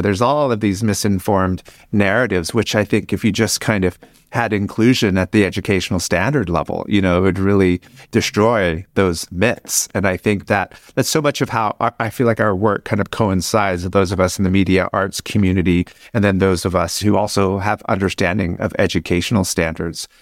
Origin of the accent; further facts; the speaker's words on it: Oklahoma, United States; my mother's tribe is from Oklahoma, and I went to high school and college in Oklahoma.